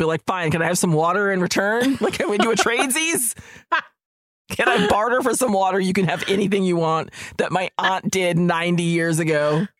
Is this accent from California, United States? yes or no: no; Minnesota, United States; I was born and raised in Minnesota, not a lot of Filipinos around, and grew up completely disconnected from that part of my heritage.